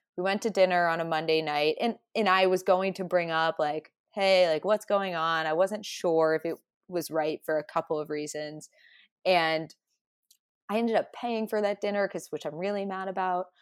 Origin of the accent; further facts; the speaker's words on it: a Midwestern town, United States; I'm I'm not from New York, so more from like a Midwestern town.